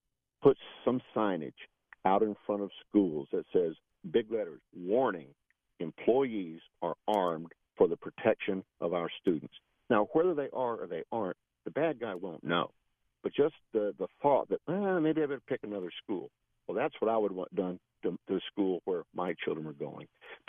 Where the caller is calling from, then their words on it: Land O'Lakes, Florida, United States; Hey, Bill. Well, actually, I'm from Land O'Lakes.